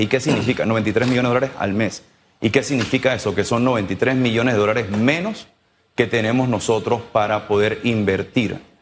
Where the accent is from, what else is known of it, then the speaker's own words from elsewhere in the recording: Panama; nosotros como sector privado, como panameños